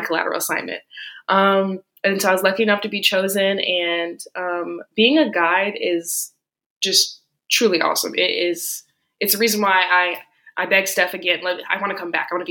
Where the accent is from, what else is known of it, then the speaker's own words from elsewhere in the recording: Tampa, Florida, United States; moved away as an adult; now in Miami, United States; I am originally from Tampa, Florida